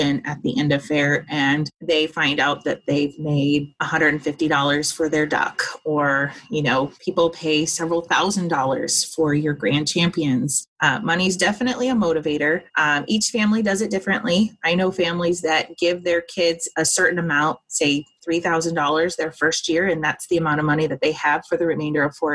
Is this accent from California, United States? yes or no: yes; Southern California, United States; moved away as an adult; we were born and raised in Southern California